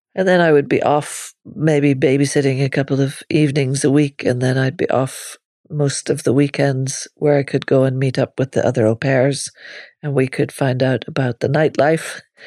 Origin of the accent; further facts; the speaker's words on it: Northern Ireland, United Kingdom; moved away as an adult; also born or lived in Limerick, Ireland; I grew up in Northern Ireland, where you walked around seeing policemen carrying machine guns